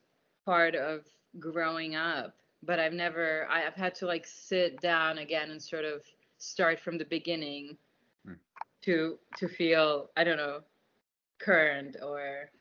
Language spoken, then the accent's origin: English; New York City, New York, United States; also born or lived in Russia / Afghanistan / Germany; I'm from Queens, actually.